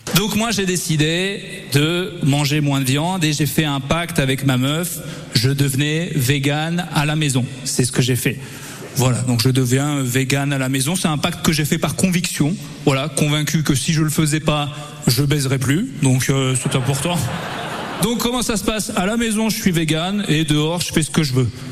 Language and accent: French; Auvergne-Rhône-Alpes, France; Moi, à la base, euh, je suis d'Auvergne